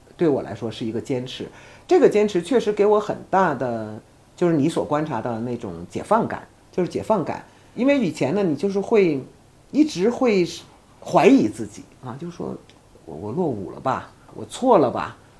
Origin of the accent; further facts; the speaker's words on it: China; 我作为一个中国的公民哈，作为一个 从来没有，迟疑的说我是一个中国人的这样的一个人